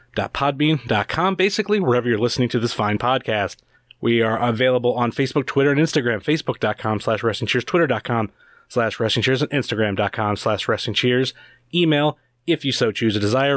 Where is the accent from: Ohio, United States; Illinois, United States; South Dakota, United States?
Ohio, United States; Cleveland; I'm from Cleveland